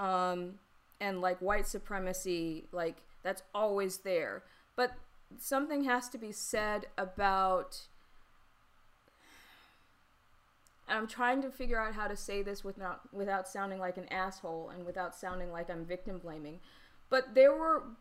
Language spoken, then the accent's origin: English; the South, United States; I'm from the South.